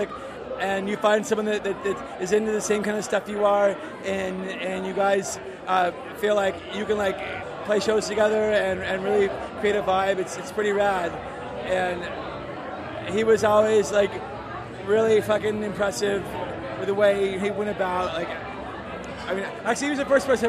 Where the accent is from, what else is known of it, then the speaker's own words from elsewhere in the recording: Berkeley, California, United States; I'm from Berkeley